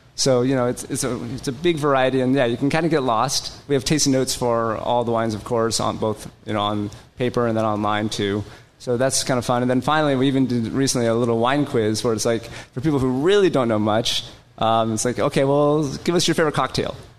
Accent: Seattle, Washington, United States; moved away as an adult; also born or lived in London / Paris; I am a local boy. I grew up in Seattle, but I moved away for 25 years spent a lot of that time actually in London.

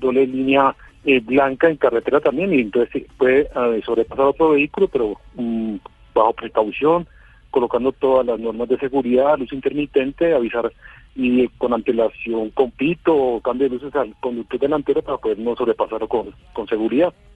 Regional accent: Colombia; aquí como unos colombianos

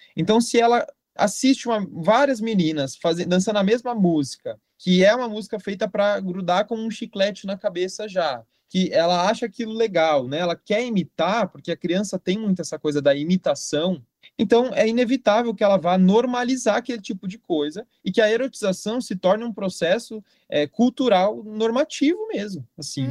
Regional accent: Jundiaí, São Paulo, Brazil; eu sou natural de Jundiaí, né? Moro em Jundiaí até hoje.

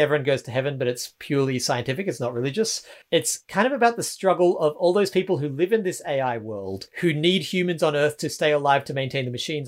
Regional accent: Australia; I'm Australian

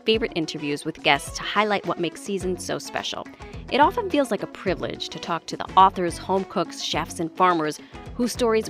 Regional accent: New York City, New York, United States; I'm from the Bronx.

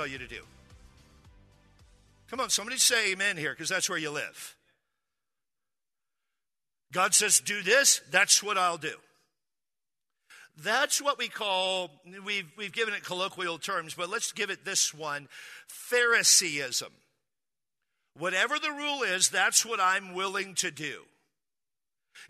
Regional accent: Midwest, United States; moved away; I come from the Midwest

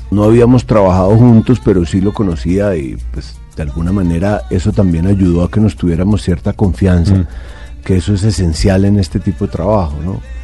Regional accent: Colombia; somos los colombianos

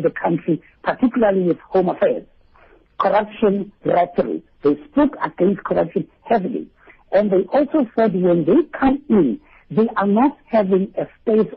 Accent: Soweto, Gauteng, South Africa; I'm from Orlando East, and I know what is happening in my country

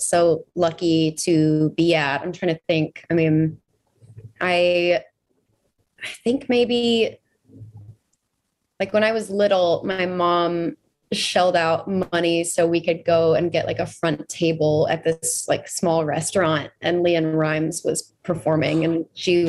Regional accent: Texas, United States; as obviously a Texan

